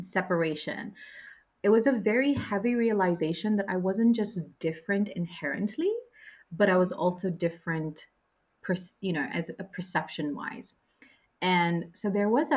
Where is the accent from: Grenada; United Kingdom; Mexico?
United Kingdom; Droylsden, North West England; I grew up in Droylsden in Manchester, UK.